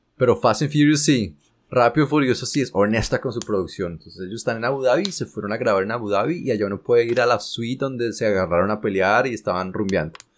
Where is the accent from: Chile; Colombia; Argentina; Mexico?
Colombia; moved away as an adult; uno como colombiano